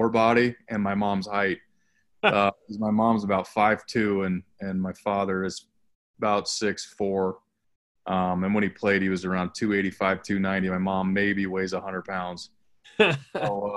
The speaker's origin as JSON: {"language": "English", "town": "Highlands Ranch", "region": "Colorado", "country": "United States", "tie": "born or raised there", "said": "I'm from Highlands Ranch, Colorado, which is about just kind of where I am now, about 25 minutes south of Denver in a suburb"}